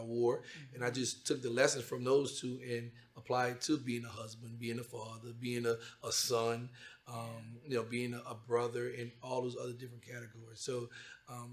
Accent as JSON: {"language": "English", "region": "Louisiana", "country": "United States", "said": "I'm from Louisiana"}